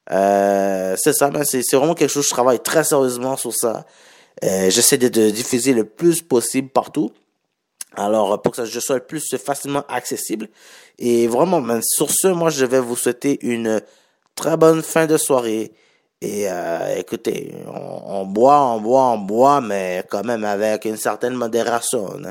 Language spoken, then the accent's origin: French; Montreal, Quebec, Canada; J'ai grandi à Montréal-Nord, mais la majorité de mon temps, j'étais à Montréal-Nord. Je me considère comme un Nord-Montréalais.